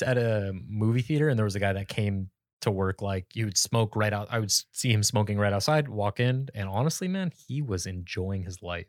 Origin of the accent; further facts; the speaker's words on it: Phoenix, Arizona, United States; moved away as an adult; now in Sacramento, United States; I grew up in Phoenix